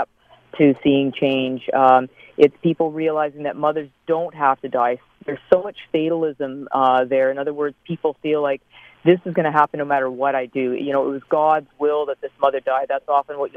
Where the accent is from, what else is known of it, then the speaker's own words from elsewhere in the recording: Canada; I'm a Canadian obstetrician, work here at McMaster University